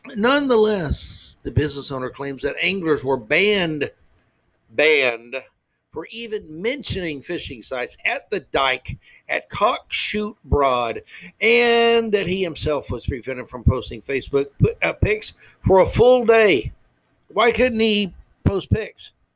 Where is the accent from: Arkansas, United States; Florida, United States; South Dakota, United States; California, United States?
Florida, United States; I grew up in Florida